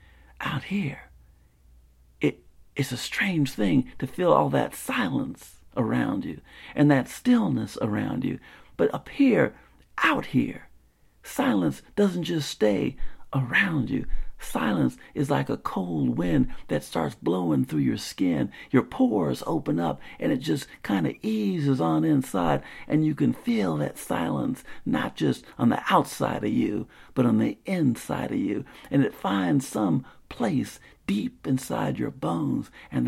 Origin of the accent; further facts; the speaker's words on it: Spartanburg, South Carolina, United States; the kind of quiet that I remember growing up in Spartanburg, South Carolina.